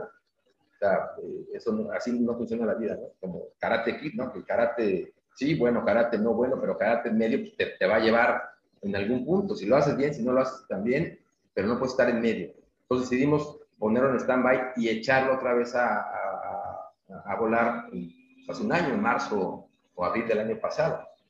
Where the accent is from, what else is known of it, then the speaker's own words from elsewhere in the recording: Mexico City, Mexico; moved away as an adult; now in Mérida, Mexico; nací en la Ciudad de México, y nos venimos a vivir a Mérida hace, eh, dos años